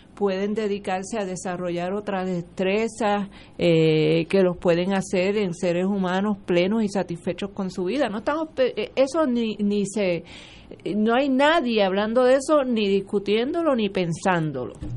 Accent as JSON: {"language": "Spanish", "country": "Puerto Rico"}